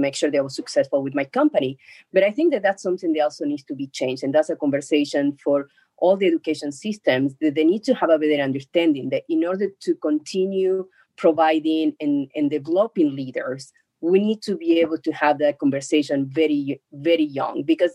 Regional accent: Argentina; now in United States; I'm from Argentina. When I came to the States

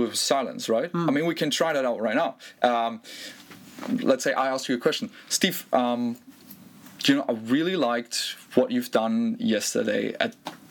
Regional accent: Germany; I grew up in Germany

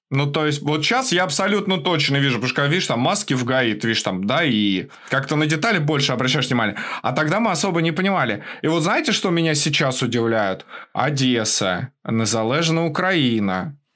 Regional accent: Moscow, Russia; Я, например, детство провел в Москве

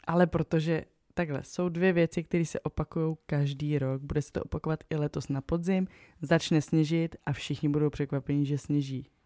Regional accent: Moravia, Czechia; my jsme z Moravy

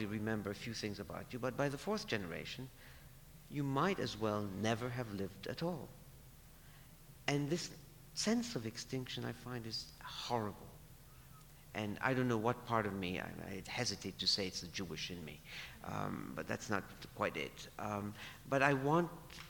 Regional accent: Alexandria, Alexandria Governorate, Egypt; now in United States; I belong to Alexandria.

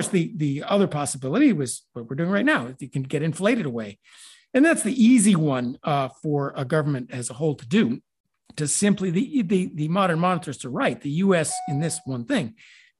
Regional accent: Chicago, Illinois, United States; moved away; also born or lived in California; I came from Chicago, actually. I grew up in Chicago. So Chicago's deep in my blood

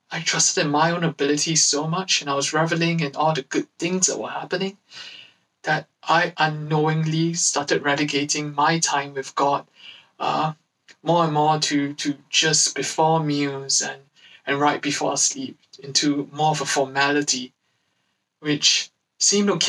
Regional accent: London, United Kingdom; I'm from Acts London

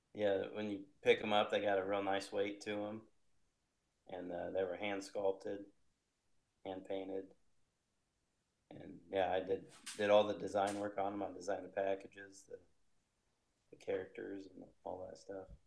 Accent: Indiana, United States; I'm from Indiana, so I kind of been sticking to the Midwest

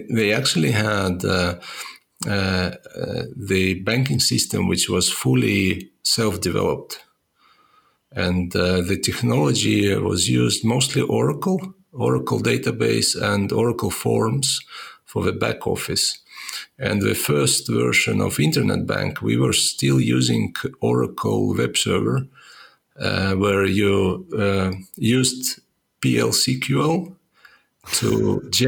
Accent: Estonia; I was born in uh, Soviet Union. Uh, it's uh, in Estonia, which was part of the Soviet Union

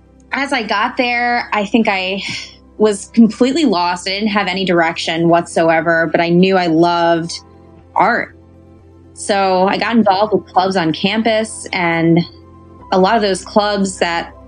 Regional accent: New York City, New York, United States; moved away as an adult; also born or lived in Syosset, New York / Maryland; now in Baltimore, United States; So I'm a girl from Queens, New York. I grew up outside of Queens, Jackson Heights originally, and then Syosset

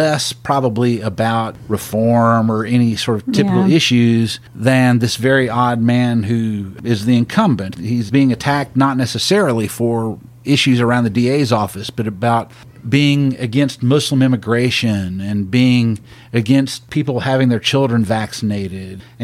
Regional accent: Tyler, Texas, United States; Smith County is actually my home county. I grew up in Tyler

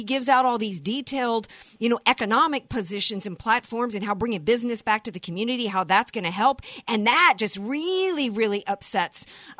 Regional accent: the South, United States; I'm from the South.

